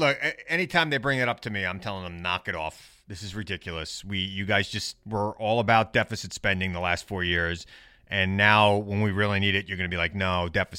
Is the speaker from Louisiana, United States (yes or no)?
no; Centereach, New York, United States; now in Setauket, United States; I moved from Center Reach to Setauket, which is the dream of every kid from Center Reach.